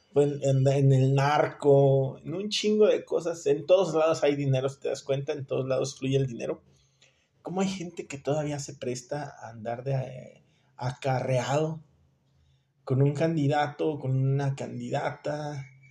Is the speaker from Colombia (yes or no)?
no; Mexico; nosotros como mexicanos